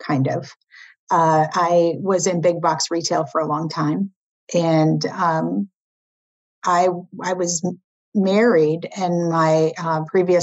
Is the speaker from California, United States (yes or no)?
no; Iowa, United States; moved away as an adult; also born or lived in Milwaukee, Wisconsin; now in East Coast, United States; a farm girl from Iowa